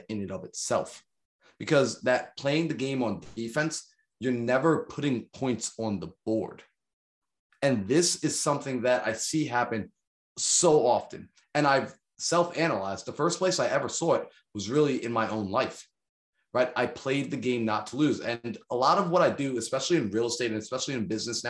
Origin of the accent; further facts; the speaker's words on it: Long Island, New York, United States; I'm from New York, man, like Long Island, New York, like it's expensive out there